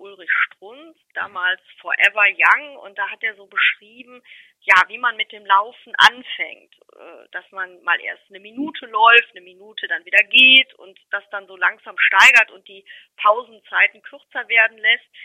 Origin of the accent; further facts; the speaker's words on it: Remscheid, North Rhine-Westphalia, Germany; ich bin in Remscheid geboren und lebe in Remscheid immer noch